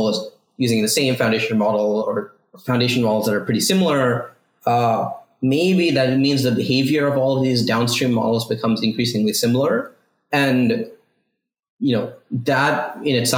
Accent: East Coast, United States; moved away as an adult; also born or lived in Ithaca, New York; now in California, United States; I grew up on the East Coast

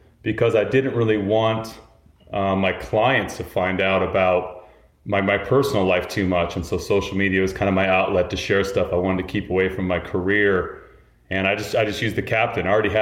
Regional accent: Salt Lake City, Utah, United States; moved away as an adult; also born or lived in Moab, Utah; now in New York, United States; I grew up in Salt Lake City

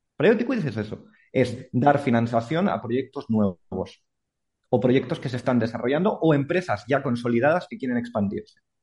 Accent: Andorra; yo soy de Andorra

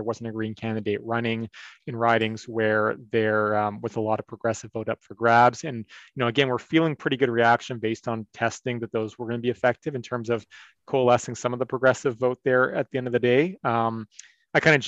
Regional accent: Alberta, Canada; I'm from Alberta. I grew up as an Alberta Liberal

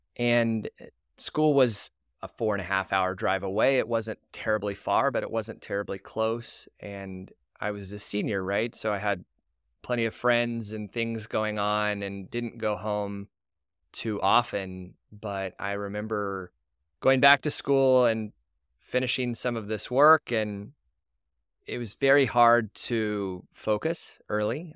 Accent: Tulsa, Oklahoma, United States; now in Houston, United States; I was born and raised in Tulsa, to two wonderful parents, Rodney and Linda.

